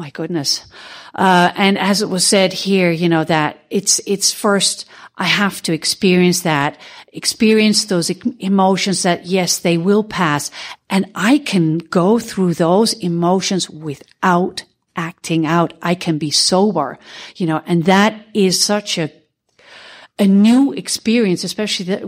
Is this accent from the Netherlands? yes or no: yes; Netherlands; I'm from Holland